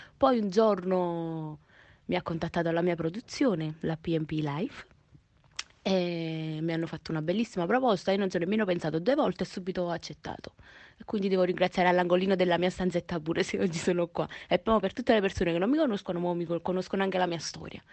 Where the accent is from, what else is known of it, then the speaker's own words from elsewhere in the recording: Naples, Campania, Italy; sono di Napoli, proprio napoletana verace